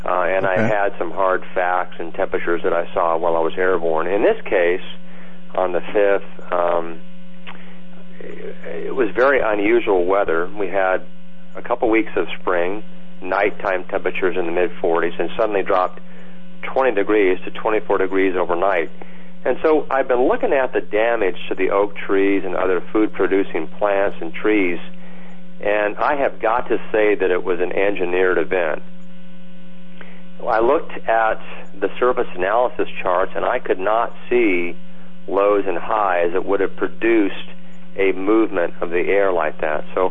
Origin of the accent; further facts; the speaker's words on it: California, United States; moved away; I grew up in California